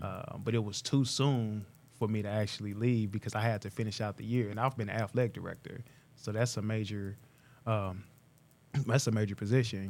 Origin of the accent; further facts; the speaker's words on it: Tulsa, Oklahoma, United States; also born or lived in Pittsburgh; born and raised not too far from here, about two miles away, um, mile and a half from the downtown bridge, uh, on Cheyenne Avenue